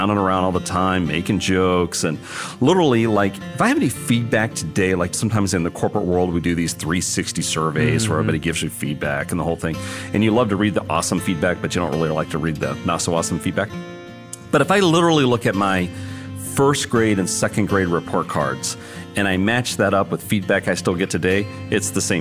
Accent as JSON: {"language": "English", "town": "Odessa", "region": "Texas", "country": "United States", "tie": "born or raised there", "moved": "as an adult", "said": "Growing up in Odessa"}